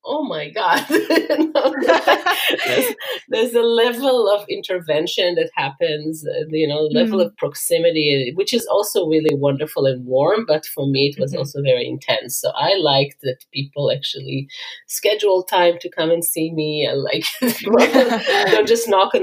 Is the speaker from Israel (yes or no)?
yes; Israel; accent: Israeli; moved away as an adult; also born or lived in USSR; now in Silicon Valley, United States; I grew up in Israel my whole life. And I was born in the USSR.